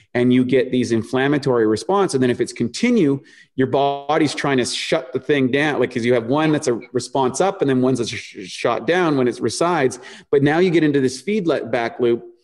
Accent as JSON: {"language": "English", "region": "New Brunswick", "country": "Canada", "tie": "born or raised there", "also_born_or_lived": "Toronto, Canada", "said": "born in, born in Toronto, grew up on the East Coast in a place called New Brunswick in this little town"}